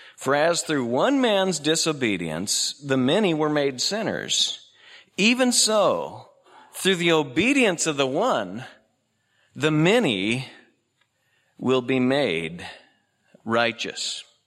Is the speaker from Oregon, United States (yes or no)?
yes; Oregon, United States; I was born out here in Oregon